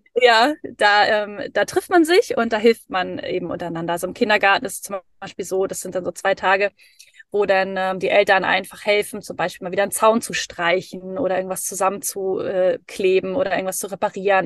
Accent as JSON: {"language": "German", "area": "Dithmarschen, North Sea coast", "region": "Schleswig-Holstein", "country": "Germany", "tie": "born or raised there", "also_born_or_lived": "Hamburg", "moved": "as an adult", "lives_now": "Norway", "said": "ich bin eigentlich an der Nordsee aufgewachsen, in so einem kleinen, in so einer kleinen Stadt"}